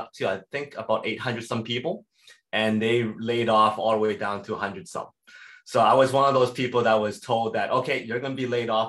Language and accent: English; Edmonton, Alberta, Canada; I was born and raised in Edmonton, Alberta.